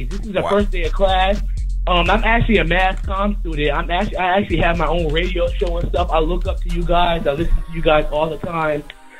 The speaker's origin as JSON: {"language": "English", "town": "Durham", "region": "North Carolina", "country": "United States", "said": "from North Carolina. I'm from Durham, North Carolina. I'm a student at North Carolina Central University, HBCU."}